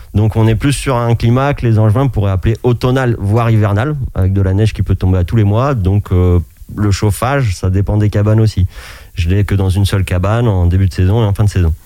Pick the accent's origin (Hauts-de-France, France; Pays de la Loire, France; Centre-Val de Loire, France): Pays de la Loire, France; Anjou; moved away as an adult; also born or lived in Alps; revenir euh, dans mon pays natal, donc l'Anjou